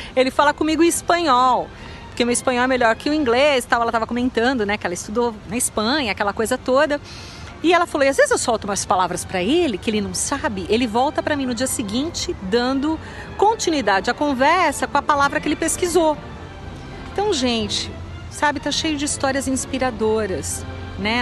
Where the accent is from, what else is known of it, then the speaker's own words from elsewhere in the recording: Brazil; now in Utah, United States; eu sou brasileira